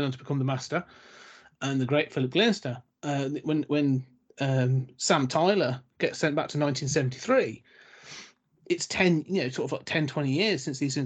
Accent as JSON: {"language": "English", "town": "Coventry", "region": "West Midlands", "country": "United Kingdom", "tie": "born or raised there", "said": "When I was born and raised in Coventry"}